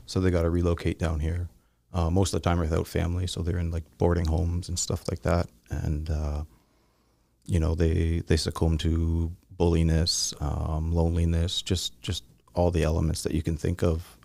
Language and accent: English; Southern Ontario, Canada; I'm from Southern Ontario